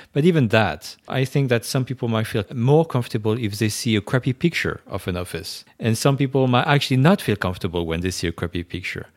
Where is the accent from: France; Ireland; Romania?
France; first language French; English is a second language; moved away as an adult; now in New York, United States; I was born in France. I grew up right there.